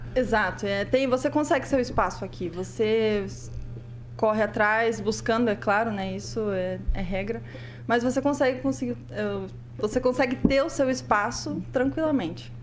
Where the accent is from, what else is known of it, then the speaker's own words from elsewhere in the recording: Prudentópolis, Paraná, Brazil; eu sou lá de Prudentópolis